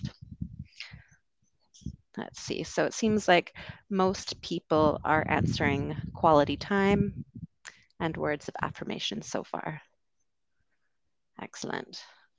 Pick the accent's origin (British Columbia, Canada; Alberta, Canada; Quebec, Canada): British Columbia, Canada; Vancouver; moved away as an adult; also born or lived in London, United Kingdom; I'm from Canada originally, the West Coast, Vancouver